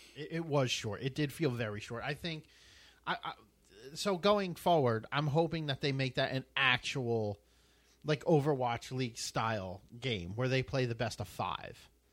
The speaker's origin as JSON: {"language": "English", "country": "United States", "said": "I'm from America."}